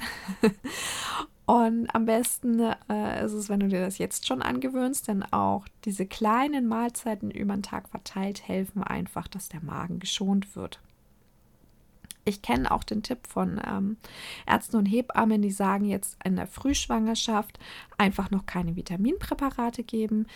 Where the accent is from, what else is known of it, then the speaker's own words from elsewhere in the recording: Nuremberg, Bavaria, Germany; ich komme aus der Lebkuchenhochburg